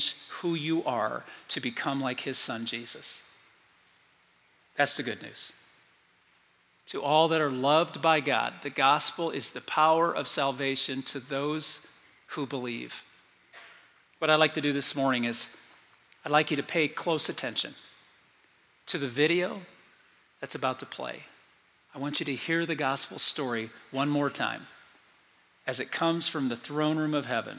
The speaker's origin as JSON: {"language": "English", "town": "South Bend", "region": "Indiana", "country": "United States", "tie": "born or raised there", "said": "I grew up in South Bend, Indiana, North Central Indiana"}